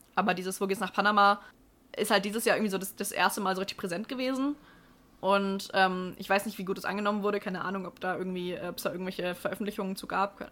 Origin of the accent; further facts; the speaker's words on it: Ansbach, Bavaria, Germany; in meiner Heimatstadt gab es bis ähm, vor Corona auch einen, also Ansbach Open hieß